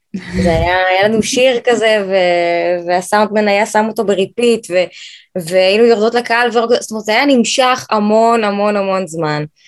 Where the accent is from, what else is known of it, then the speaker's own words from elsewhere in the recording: United States; now in Israel; גדלתי בארצות הברית, אה, למדתי בקיבוץ, בתור ילדת חוץ